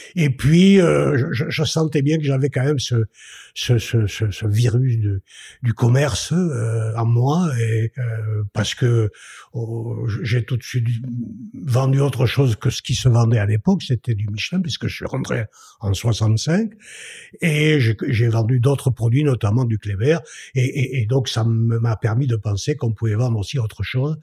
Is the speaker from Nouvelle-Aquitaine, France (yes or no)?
yes; Bergerac, Nouvelle-Aquitaine, France; also born or lived in Toulouse / Bordeaux; now in Bergerac, France; je suis né euh, à Bergerac en juin 1948, je suis papa de deux enfants. Euh, j'ai euh, euh, en, fait c'est l'itinéraire d'un enfant de Bergerac